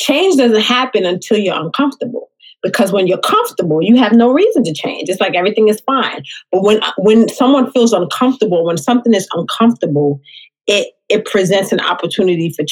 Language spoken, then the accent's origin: English; New York City, New York, United States; now in Upstate New York, United States; I am from the Bronx originally, born and raised in the Bronx. I live upstate New York now